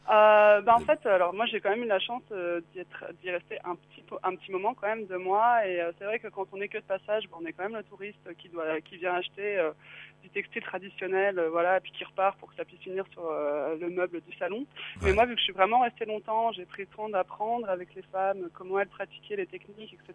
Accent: France; moi, je suis française

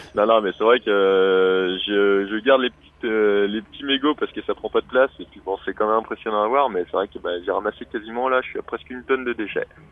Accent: Vendée, Pays de la Loire, France; je suis de Vendée originairement

